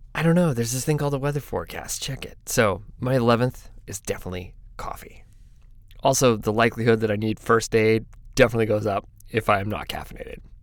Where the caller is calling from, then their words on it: Eugene, Oregon, United States; I'm calling from Eugene, Oregon